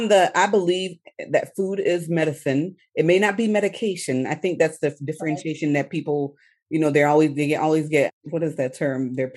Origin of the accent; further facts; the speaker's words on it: Haiti; now in Atlanta, United States; I told them that I was Haitian.